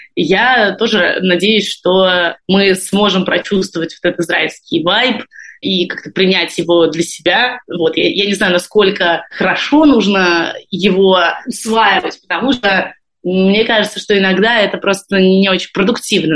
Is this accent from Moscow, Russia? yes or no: yes; Moscow, Russia; moved away as an adult; also born or lived in Saint Petersburg; now in Israel; я из э, Москвы, но последние 10 лет прожила в Петербурге